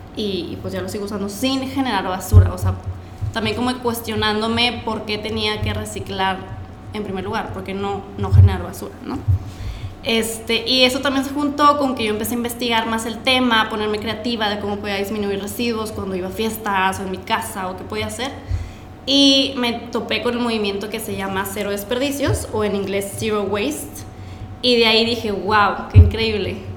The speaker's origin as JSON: {"language": "Spanish", "town": "Monterrey", "region": "Nuevo León", "country": "Mexico", "said": "soy de aquí de Monterrey"}